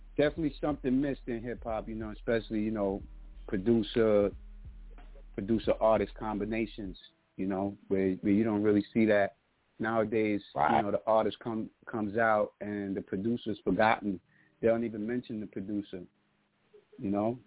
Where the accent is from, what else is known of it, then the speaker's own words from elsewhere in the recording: New York City, New York, United States; I'm from St. James Park. I'm from Jerome Avenue. I grew up with Slick